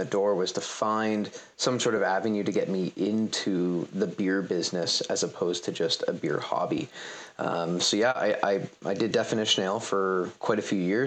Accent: London, Ontario, Canada; also born or lived in Toronto; I grew up in London, Ontario

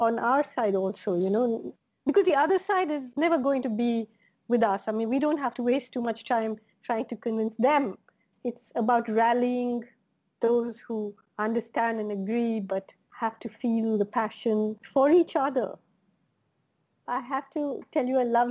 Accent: Kerala, India; When I grew up in Kerala, everything on my plate was really literally from within a 1 kilometer radius

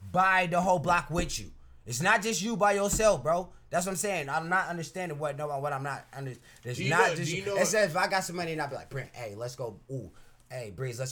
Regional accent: Portland, Oregon, United States; We're from Portland

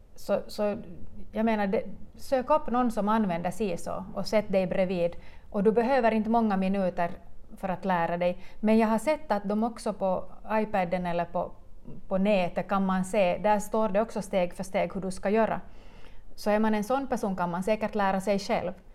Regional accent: Munsala, Ostrobothnia, Finland; jag är hemma från Munsala

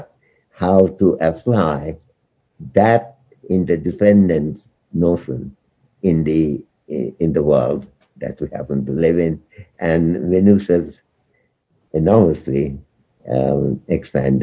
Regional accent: India; as an Indian

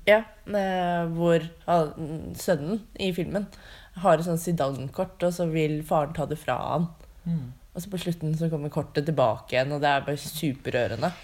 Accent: Drammen, Buskerud, Norway; jeg er fra Drammen

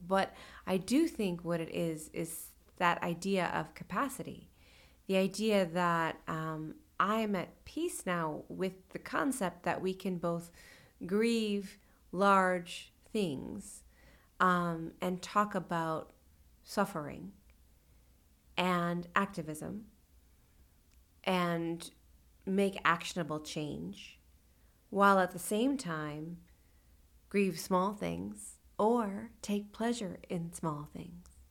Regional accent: California, United States; moved away as an adult; also born or lived in Sonoma / New York City; now in Lexington, United States; I grew up in California and then spent my, uh, you know, young adult years in New York City

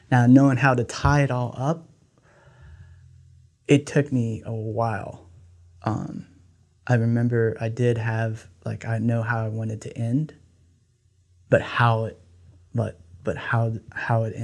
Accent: Laos; first language Lao; English is a second language; So um, I grew up um, in, uh, from I'm from Laos. My grandmother um, came to the States in 1986. She didn't know any English. So, and my Lao is not great, the greatest.

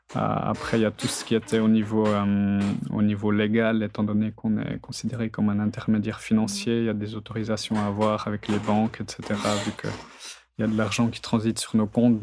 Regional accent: Neuchâtel, Switzerland; je viens du canton de Neuchâtel. Mes parents sont agriculteurs, donc j'ai toujours vécu euh, dans ce milieu-là étant petit, donc euh, à la campagne

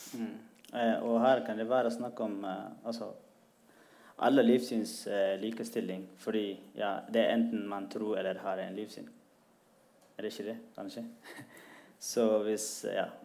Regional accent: Eritrea; also born or lived in Sudan; now in Norway; Jeg er fra Eritrea

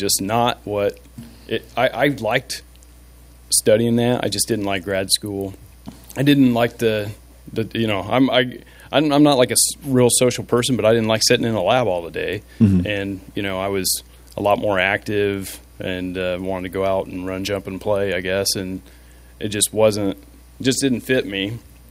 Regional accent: Frankfort, Indiana, United States; also born or lived in Texas; I'm from Frankfort, Indiana.

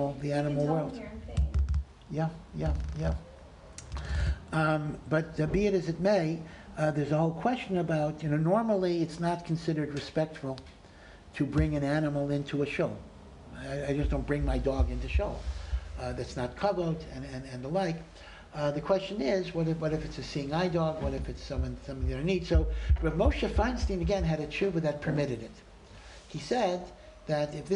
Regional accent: Maryland, United States; moved away; I come from Maryland near Washington

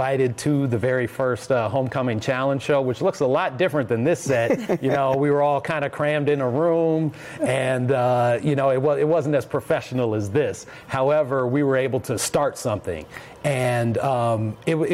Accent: Minneapolis, Minnesota, United States; I'm originally from Minneapolis, Minnesota

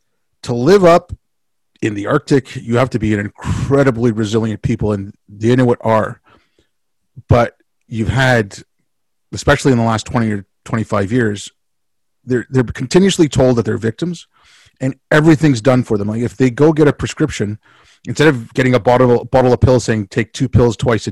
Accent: India; born there; it's just because I was born in India and my family had been in India for a few generations

